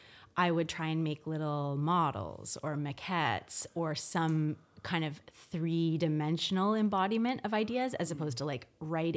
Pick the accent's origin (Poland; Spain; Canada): Canada; Victoria, British Columbia; also born or lived in Newfoundland / Toronto; So I was born in Newfoundland, but I moved to Victoria when I was only 3 months old. My dad was in the military and he was posted and we lived on the base. And then I grew up in Victoria until I kind of left to go to university in Toronto.